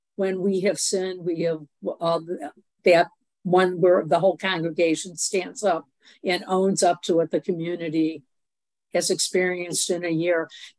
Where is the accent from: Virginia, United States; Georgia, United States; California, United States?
Virginia, United States; Alexandria; from Alexandria, Virginia.